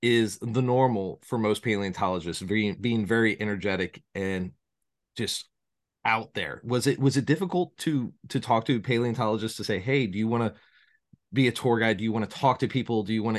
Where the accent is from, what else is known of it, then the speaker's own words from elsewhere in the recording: Chicago, Illinois, United States; my hometown, well, one of my hometowns, I'm all over, Chicago.